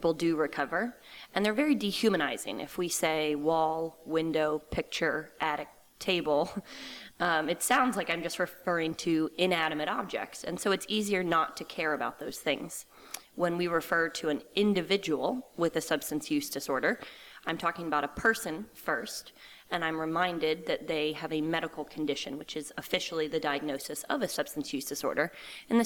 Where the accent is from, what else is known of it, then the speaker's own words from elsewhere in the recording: Reston, Virginia, United States; moved away as an adult; also born or lived in Loudoun County, Virginia / Lancaster, Pennsylvania / Connecticut; I am originally from outside D.C. I grew up in Reston, Virginia, which is Fairfax County.